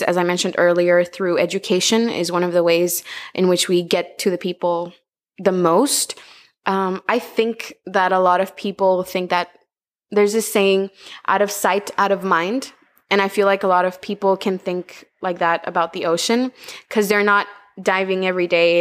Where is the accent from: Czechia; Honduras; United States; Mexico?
Honduras; Tegucigalpa, Francisco Morazán; moved away as an adult; now in Utila, Honduras; I was born and raised in Honduras, in the capital city, Tegucigalpa.